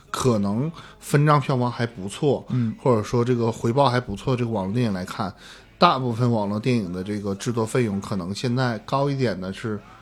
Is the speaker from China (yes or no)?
yes; Northeast China, China; 我作为一个东北人，作为一个从小就看东北是喜剧的嗯。一个影迷